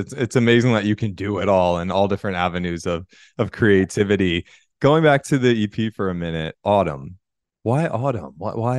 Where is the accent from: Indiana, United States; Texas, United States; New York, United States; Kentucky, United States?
New York, United States; New York City; I'm a New York City boy. I'm in New York right now. I'm from the East Coast.